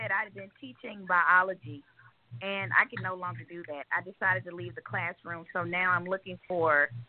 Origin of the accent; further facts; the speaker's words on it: Talladega, Alabama, United States; I was born in Talladega, Alabama.